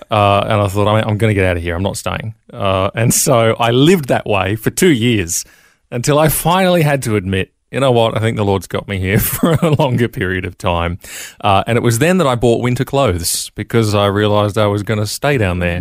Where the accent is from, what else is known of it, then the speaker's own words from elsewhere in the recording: Brisbane, Queensland, Australia; moved away as an adult; I grew up in Brisbane, Queensland, Australia.